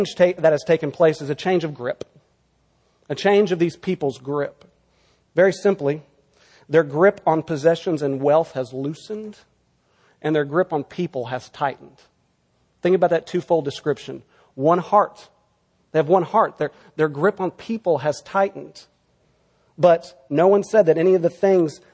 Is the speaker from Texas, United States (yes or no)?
yes; Texas, United States; now in California, United States; my home state of Texas